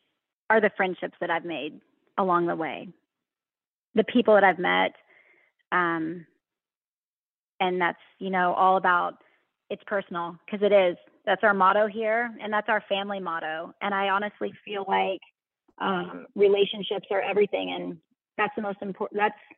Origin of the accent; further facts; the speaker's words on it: the South, United States; accent: Southern drawl; I'm from the South. So I still do that Southern